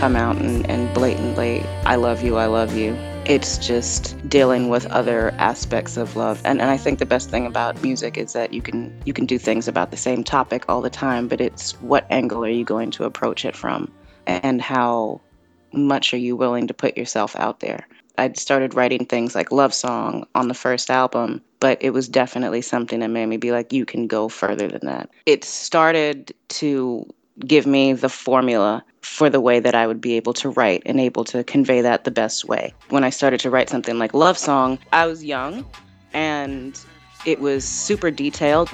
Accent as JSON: {"language": "English", "town": "New York City", "region": "New York", "country": "United States", "tie": "born or raised there", "also_born_or_lived": "Cape Town, South Africa", "said": "I grew up in Manhattan in the Chelsea Hotel"}